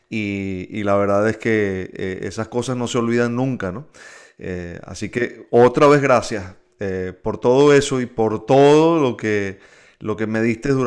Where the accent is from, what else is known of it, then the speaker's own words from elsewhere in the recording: Caracas, Capital District, Venezuela; moved away; llegué yo desde Caracas siendo un muchacho con una mochila, eh, aspirante a periodista.